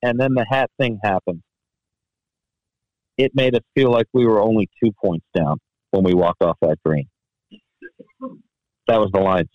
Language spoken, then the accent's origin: English; Washington, District of Columbia, United States; I'm from Washington, D.C., and one thing we do is we sit on the fence